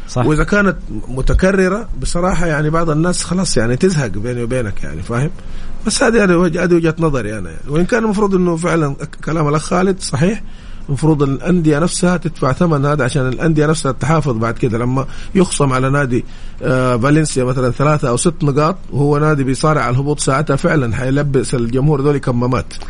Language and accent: Arabic; Saudi Arabia; احنا كسعوديين